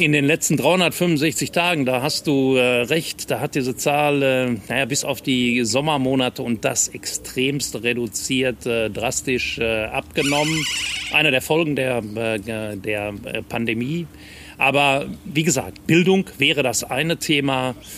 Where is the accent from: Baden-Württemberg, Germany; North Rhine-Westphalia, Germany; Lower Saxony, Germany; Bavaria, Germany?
North Rhine-Westphalia, Germany; Bochum; also born or lived in Regensburg; ich bin gebürtiger Bochumer